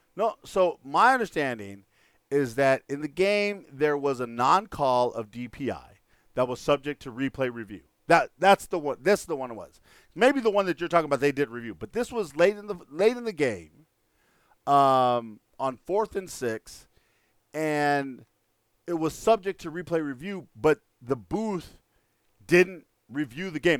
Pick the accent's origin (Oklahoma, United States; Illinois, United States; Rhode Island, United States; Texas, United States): Texas, United States; El Paso; moved away; my hometown of El Paso, Texas